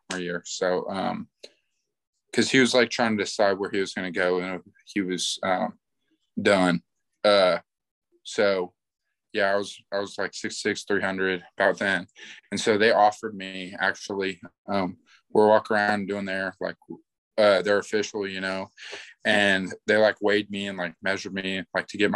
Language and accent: English; Tuttle, Oklahoma, United States; moved away as an adult; also born or lived in Chicago, Illinois; now in Nebraska, United States; Tuttle is where I kind of grew up from first grade